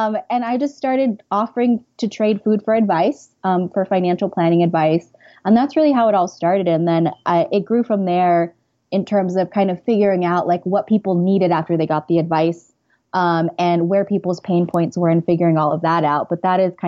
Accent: California, United States; moved away as an adult; also born or lived in Santa Barbara; now in New York, United States; I'm originally from California

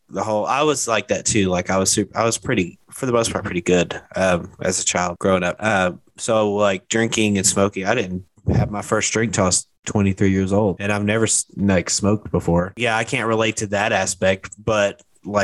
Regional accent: Hot Springs, Arkansas, United States; moved away; I'm originally from Hot Springs, Arkansas

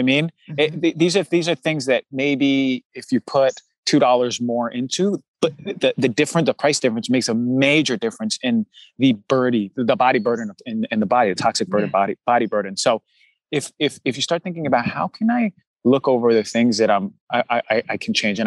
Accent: New Jersey, United States; I'm from New Jersey

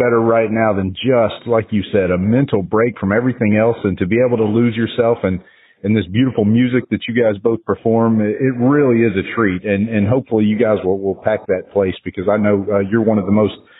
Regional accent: United States; also born or lived in California; That was my exodus from California. My mom as a kid said, we've got to raise you somewhere where there's seasons. So that's why we came back to the Cumberland Gap.

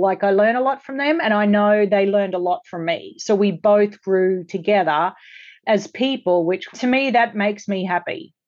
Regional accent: Australia; now in Los Angeles, United States; I grew up in Australia

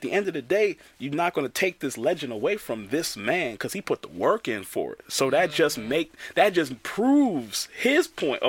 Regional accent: New York, United States; I'm from New York.

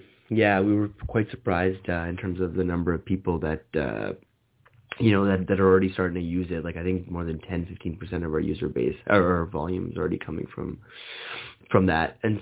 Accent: Canada; moved away; I'm originally from Canada

